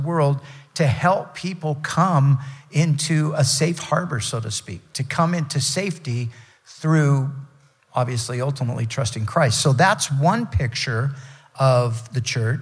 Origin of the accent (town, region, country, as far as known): United States